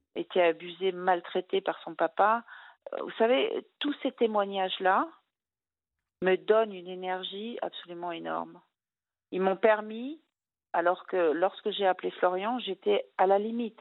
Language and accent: French; Brittany, France; je suis bretonne